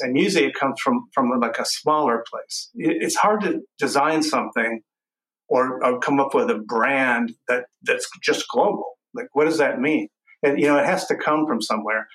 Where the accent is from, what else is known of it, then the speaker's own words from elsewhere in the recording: Texas, United States; growing up in Texas